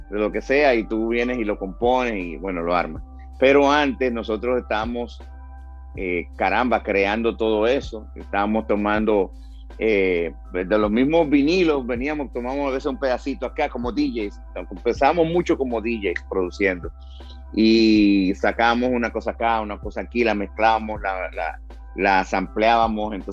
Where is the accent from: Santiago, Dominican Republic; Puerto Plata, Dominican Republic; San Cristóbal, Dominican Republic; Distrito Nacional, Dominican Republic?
Distrito Nacional, Dominican Republic; Santo Domingo; Sí, nací en Santo Domingo